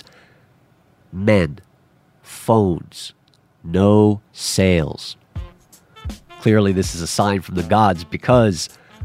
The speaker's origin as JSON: {"language": "English", "town": "New York City", "region": "New York", "country": "United States", "tie": "born or raised there"}